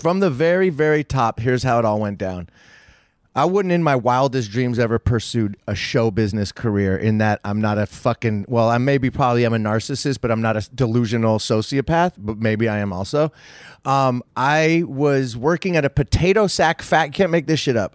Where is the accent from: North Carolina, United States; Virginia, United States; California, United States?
California, United States; San Francisco; also born or lived in Oakland / West Covina, California; It's my hometown